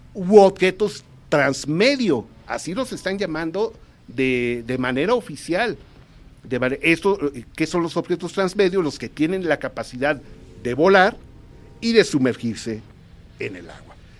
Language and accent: Spanish; Mexico; como mexicanos